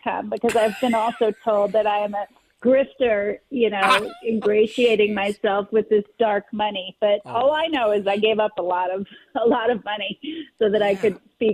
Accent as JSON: {"language": "English", "town": "Philadelphia", "region": "Pennsylvania", "country": "United States", "tie": "born or raised there", "also_born_or_lived": "South Jersey", "said": "I was born in Philly, actually. I would consider myself Philly bred."}